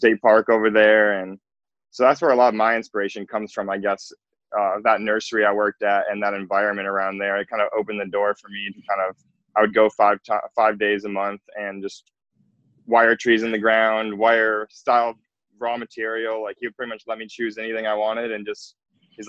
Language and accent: English; Glenview, Illinois, United States; moved away as an adult; also born or lived in Arizona / Oregon; I grew up in Illinois near the Chicago collection, in Glenview, Illinois, is where I lived